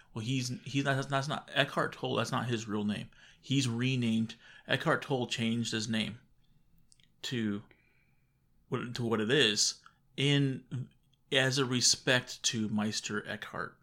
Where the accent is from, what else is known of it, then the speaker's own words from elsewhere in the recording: Arizona, United States; we're from Arizona